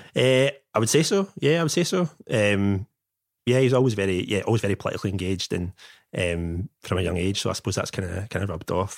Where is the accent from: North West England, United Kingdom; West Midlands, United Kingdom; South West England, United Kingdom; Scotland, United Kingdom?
Scotland, United Kingdom; Bearsden; also born or lived in China; I grew up in Bear's Den, so I'm from a, a solidly middle class background